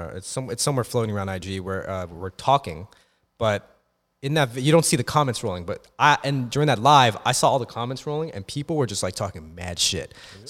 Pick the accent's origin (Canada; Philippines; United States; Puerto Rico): Philippines; because first of all, like, bitch, I'm fucking Filipino.